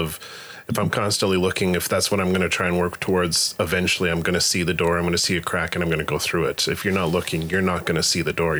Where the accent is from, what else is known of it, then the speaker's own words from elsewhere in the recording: Alberta, Canada; As an Albertan, that was a big point of pride amongst the nerd culture.